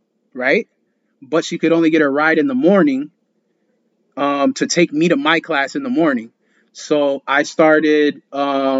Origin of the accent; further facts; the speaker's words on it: New York City, New York, United States; English is a second language; I was born in New York City, but my mom and my dad are like from DR